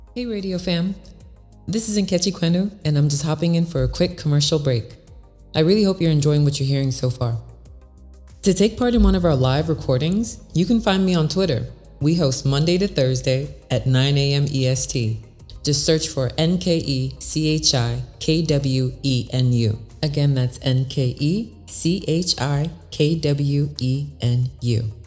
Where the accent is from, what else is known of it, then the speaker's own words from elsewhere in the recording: East Coast, United States; I grew up on the East Coast